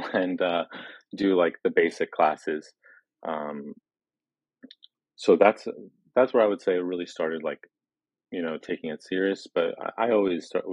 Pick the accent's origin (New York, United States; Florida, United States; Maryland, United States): New York, United States; Long Island; also born or lived in Brooklyn, New York; when I was like three or four, moved out to Long Island. And kind of grew up there